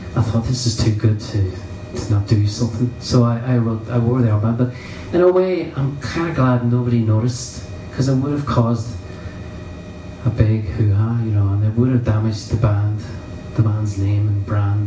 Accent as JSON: {"language": "English", "town": "Derry", "region": "Northern Ireland", "country": "United Kingdom", "tie": "born or raised there", "also_born_or_lived": "Belfast", "moved": "as an adult", "said": "I never really felt part of Derry"}